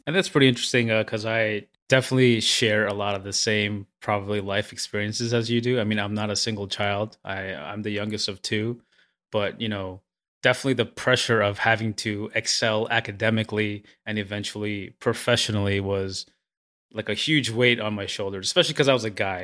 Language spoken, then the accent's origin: English; New York City, New York, United States; I grew up in Flushing where, you know, I went to, I took the train, the hour and a half train ride with my friends to high school to, to the Bronx.